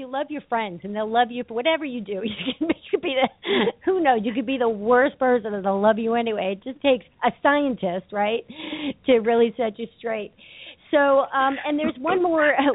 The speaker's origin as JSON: {"language": "English", "region": "New York", "country": "United States", "said": "I'm from New York"}